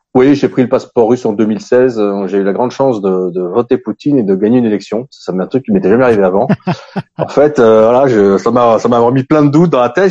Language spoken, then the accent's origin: French; France; moved away as an adult; also born or lived in Africa; now in Russia; j'ai, grandi en France, j'ai grandi en Afrique